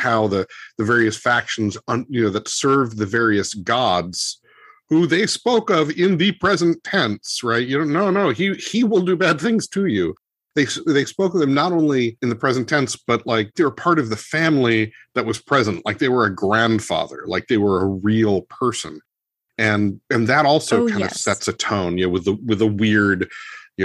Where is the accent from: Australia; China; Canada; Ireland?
Ireland; as an Irishman